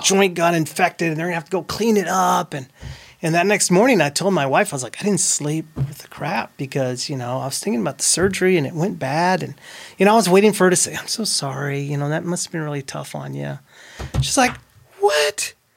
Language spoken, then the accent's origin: English; Fort Stockton, Texas, United States; also born or lived in Odessa, Texas; I grew up in Fort Stockton, but I was born in Odessa, Texas